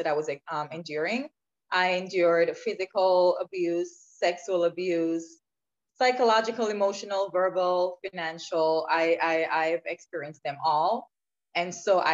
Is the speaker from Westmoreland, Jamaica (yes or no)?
no; Clarendon, Jamaica; I grew up in a rural part of Jamaica called Clarendon. So I was born and raised in Jamaica.